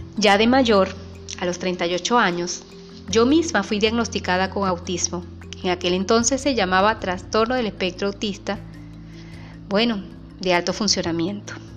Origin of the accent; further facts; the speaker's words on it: Venezuela; Soy venezolana, vivo en un pequeño pueblo llamado Paraguaná